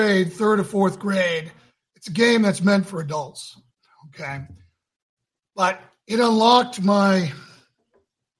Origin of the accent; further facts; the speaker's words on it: Northeast, United States; now in Johnson City, United States; I was raised in the Northeast